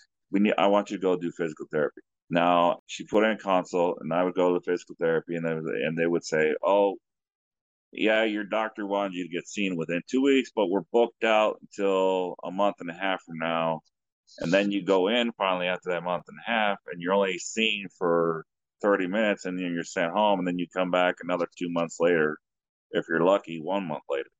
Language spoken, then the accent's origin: English; United States; I'm just American